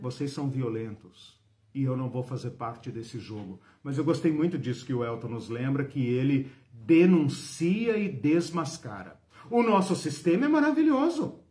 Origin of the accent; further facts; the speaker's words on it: São Paulo, Brazil; eu sou paulistano, sou de São Paulo